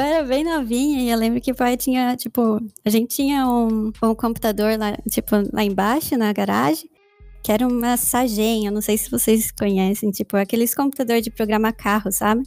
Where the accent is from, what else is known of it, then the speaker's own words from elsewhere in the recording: São Paulo, Brazil; first language Portuguese; moved away as an adult; also born or lived in Jundiaí / Curitiba / Germany; now in United States; eu sou nascida e criada em São Paulo